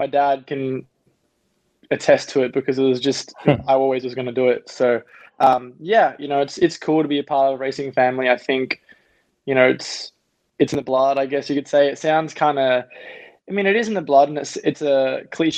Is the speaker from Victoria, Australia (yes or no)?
no; Gold Coast, Queensland, Australia; also born or lived in Los Angeles, United States / New Zealand; now in Milwaukee, United States; I ended up growing up in Australia